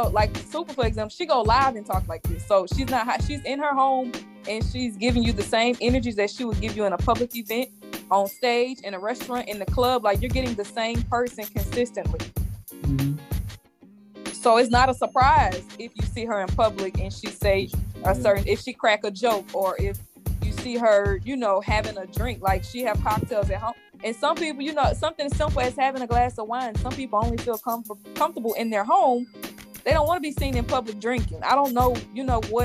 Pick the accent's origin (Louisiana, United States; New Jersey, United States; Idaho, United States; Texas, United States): Louisiana, United States; we're all from Louisiana